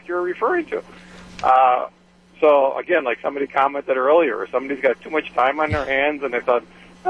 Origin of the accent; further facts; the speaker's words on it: Sheboygan, Wisconsin, United States; I'm from Sheboygan.